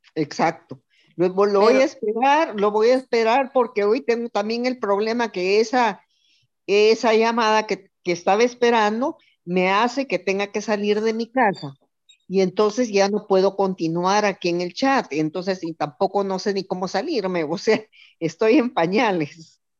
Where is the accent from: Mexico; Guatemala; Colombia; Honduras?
Guatemala; now in El Salvador; soy de Guatemala, pero vivo en El Salvador